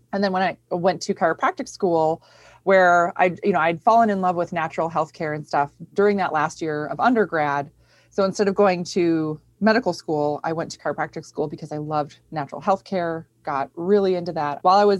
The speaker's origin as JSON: {"language": "English", "region": "Minnesota", "country": "United States", "tie": "born or raised there", "said": "Grew up in Minnesota, yeah, you know. And I grew up on a goat farm in Minnesota."}